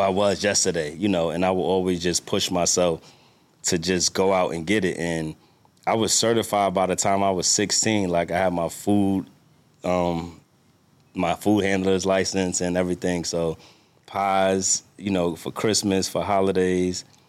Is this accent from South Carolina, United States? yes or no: no; New York, United States; now in Washington, D.C., United States; I'm from New York, live in D C